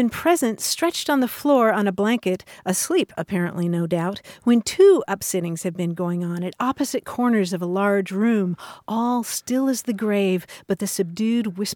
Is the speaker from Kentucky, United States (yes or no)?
yes; Kentucky, United States; moved away; growing up in Kentucky